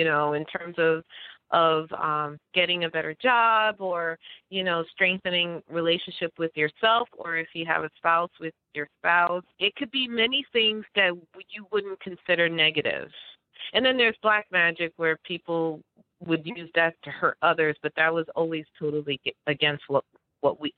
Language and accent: English; New York City, New York, United States; moved away; also born or lived in Passaic, New Jersey; I'm from New York City, but I did move to Passaic, New Jersey.